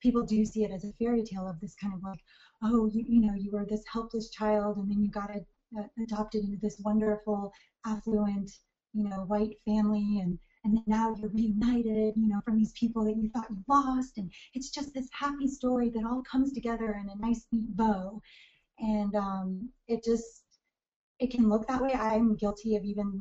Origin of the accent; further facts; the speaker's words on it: United States; also born or lived in Seoul, South Korea / Augusta, Georgia; was adopted by a white American family at the age of 6 months old